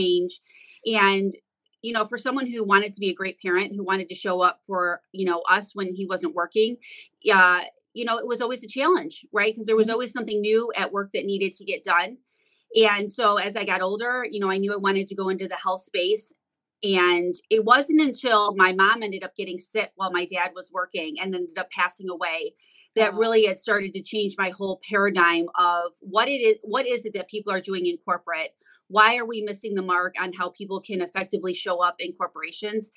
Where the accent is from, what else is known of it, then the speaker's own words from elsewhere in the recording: Detroit, Michigan, United States; I'm from Metro Detroit, so obviously that's Motown, and that's where Motor City is. And all of my friends were getting new cars every 6 months